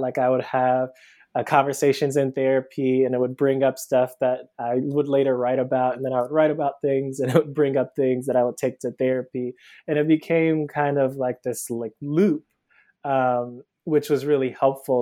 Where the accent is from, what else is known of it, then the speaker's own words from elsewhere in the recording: Cleveland, Ohio, United States; moved away as an adult; now in Brooklyn, United States; I'm originally from Cleveland, Ohio. I live in Brooklyn now. Um, I moved here about 10 years ago um, for undergrad.